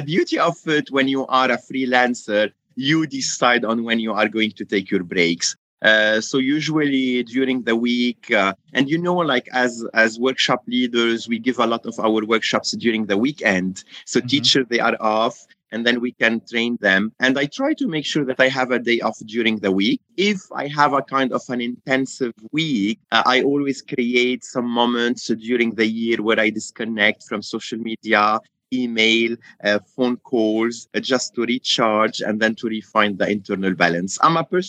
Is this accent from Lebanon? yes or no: yes; Lebanon; moved away as an adult; now in Dubai, United Arab Emirates; I am from Lebanon, currently based in Dubai, the UAE